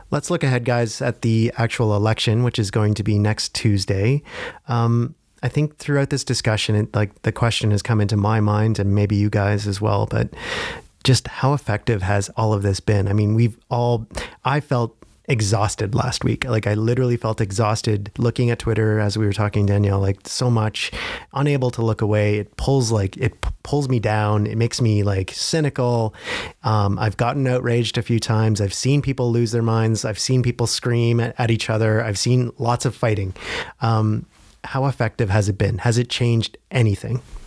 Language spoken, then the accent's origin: English; Ontario, Canada; I come from Ontario where liberalism is kind of in the D N